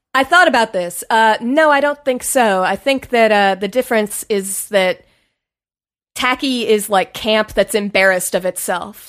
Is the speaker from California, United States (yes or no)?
no; Washington, District of Columbia, United States; moved away; also born or lived in New York; I'm from D C.